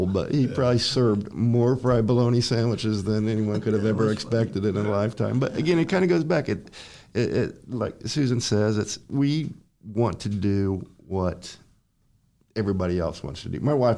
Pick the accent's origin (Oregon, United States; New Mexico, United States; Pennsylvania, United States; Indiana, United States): Indiana, United States; moved away; I grew up in Indiana